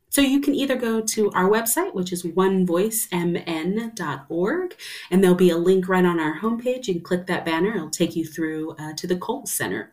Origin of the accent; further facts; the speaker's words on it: Southwest, United States; moved away as an adult; also born or lived in East Coast; now in Twin Cities, United States; I'm from the Southwest